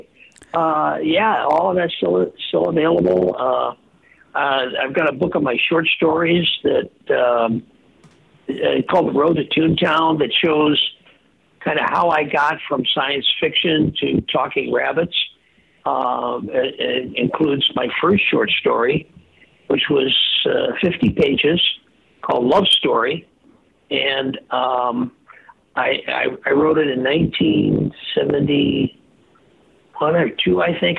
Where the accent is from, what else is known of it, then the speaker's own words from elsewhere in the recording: Earlville, United States; moved away; I went back to my hometown in Earlville